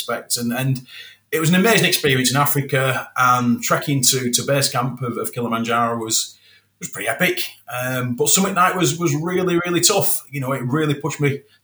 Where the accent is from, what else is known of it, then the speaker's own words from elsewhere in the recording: Moorside, United Kingdom; children growing up in Moorside